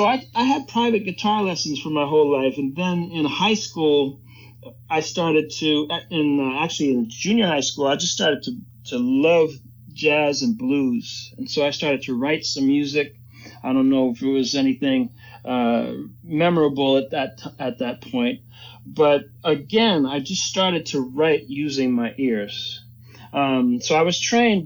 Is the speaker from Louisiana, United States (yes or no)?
no; New York City, New York, United States; I was born in New York City, 1964, and, my parents were musicians. Grew up listening to a lot